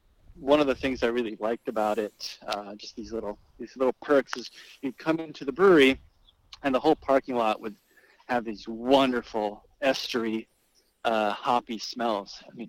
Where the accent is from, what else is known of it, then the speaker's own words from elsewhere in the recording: Brazil; now in New Jersey, United States; But I moved to New Jersey from Brazil, actually. I was born in Brazil in January of 1986 and just, you know, started, I mean, I always loved sports in Brazil.